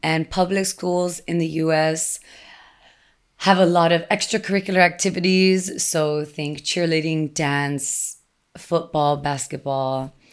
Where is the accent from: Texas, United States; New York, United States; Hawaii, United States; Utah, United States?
Texas, United States; English is a second language; moved away as an adult; also born or lived in Austin, Texas; I was living in my hometown on the border, and this was after I had already moved away and lived in Austin, Texas for some time